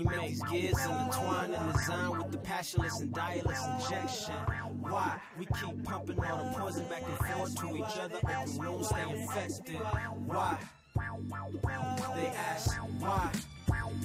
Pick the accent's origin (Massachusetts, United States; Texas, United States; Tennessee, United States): Tennessee, United States; Memphis; I'm from Memphis, so like it's not really a lot of outlets